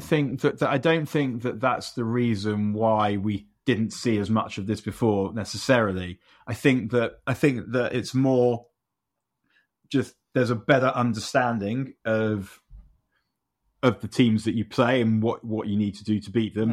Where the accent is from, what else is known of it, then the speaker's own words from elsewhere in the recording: London, United Kingdom; I'm from London, but also somewhere that might be London that isn't London